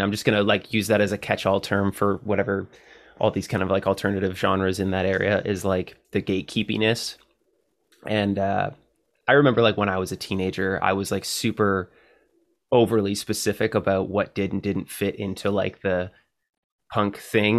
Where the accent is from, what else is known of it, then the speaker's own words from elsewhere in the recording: Canada; as a Canadian